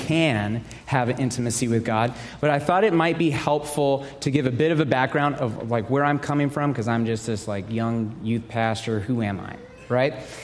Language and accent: English; Dallas, Texas, United States; moved away as an adult; now in Arizona, United States; I grew up in Texas, okay? I grew up in the Dallas area.